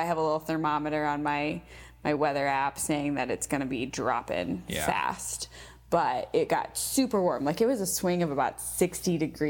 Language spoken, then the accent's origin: English; Iowa, United States; we're from Iowa.